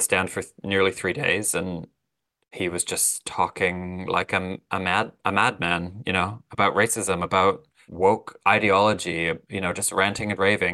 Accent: Canada; I'm Canadian

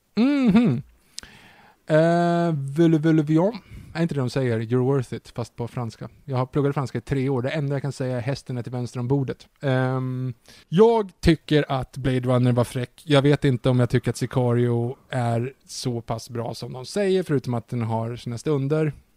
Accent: Sweden; man som svensk

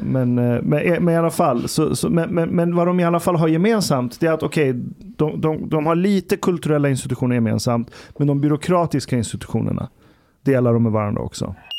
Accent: Stockholm, Stockholm County, Sweden; moved away as an adult; also born or lived in Uppsala; Vi var ju minoritet stockholmare i vår klass

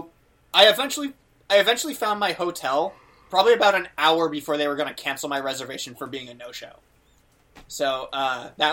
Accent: United States; I'm an American and I'm in your country

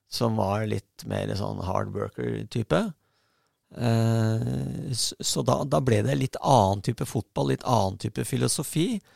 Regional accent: Bærum, Akershus, Norway; also born or lived in Oslo; Jeg kom fra Bærum, da.

